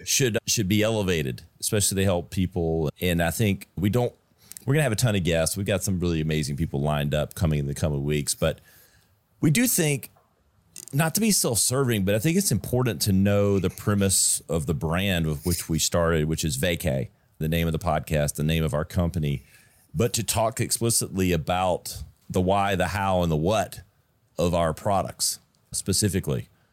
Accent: Greenville, South Carolina, United States; my hometown where we're at, where we shoot this in Greenville, South Carolina

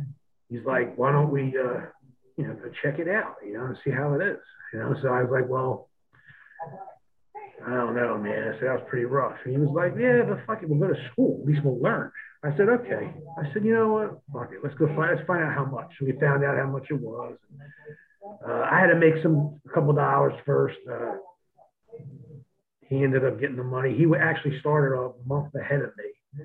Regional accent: New Jersey, United States; we're from New Jersey.

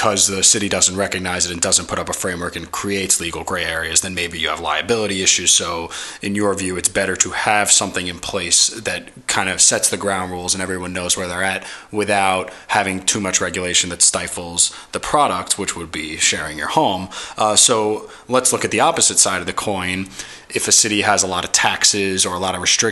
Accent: New York City, New York, United States; specifically in New York City, my hometown

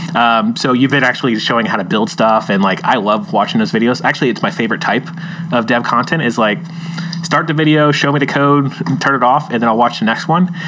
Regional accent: Florida, United States; now in California, United States; I'm actually from Florida.

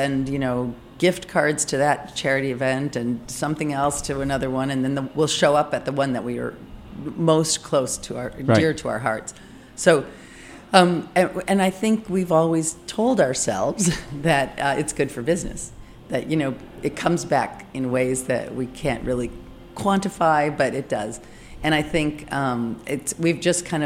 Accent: Michigan, United States; accent: Midwestern; moved away; also born or lived in Chicago / Paris / Los Angeles; I grew up in Michigan, but Chicago is where I went to chef school and got most of my training.

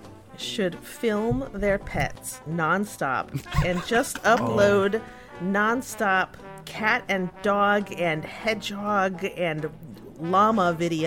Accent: Chicago, Illinois, United States; I'm from Chicago.

